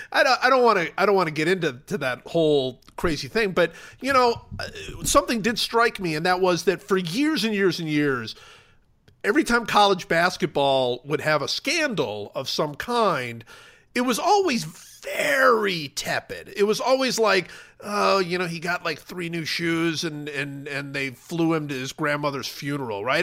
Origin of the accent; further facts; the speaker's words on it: Cleveland, Ohio, United States; growing up in Cleveland